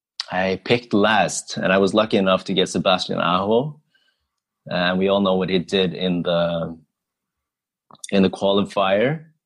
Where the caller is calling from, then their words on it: Oslo, Norway; So hi, everyone. So … I am drafting from Oslo, Norway.